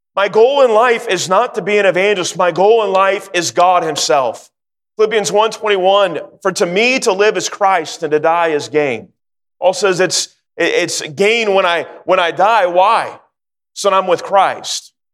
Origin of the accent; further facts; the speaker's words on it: Sacramento, California, United States; also born or lived in North Carolina; I grew up in Sacramento and uh, live in California just about all my life